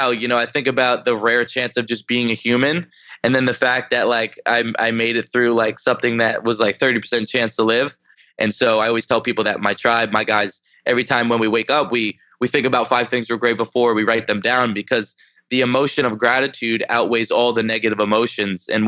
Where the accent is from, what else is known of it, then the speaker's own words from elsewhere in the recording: New Jersey, United States; I'm 22 years old, and I was born in New Jersey.